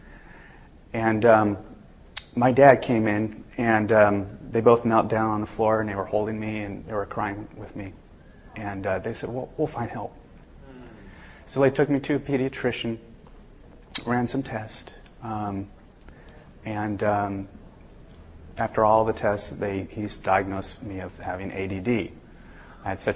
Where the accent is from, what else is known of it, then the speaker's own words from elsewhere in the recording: Southern California, United States; I'm actually from Southern California.